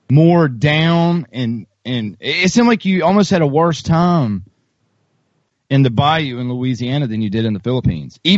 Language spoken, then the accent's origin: English; Colombia; you don't you don't get off the beaten path, even though we're from Colombia.